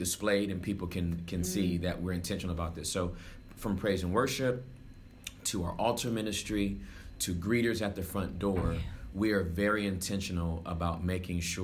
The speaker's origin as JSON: {"language": "English", "town": "Inglewood", "region": "California", "country": "United States", "tie": "born or raised there", "moved": "yes", "lives_now": "Texas, United States", "said": "I am originally from Southern California"}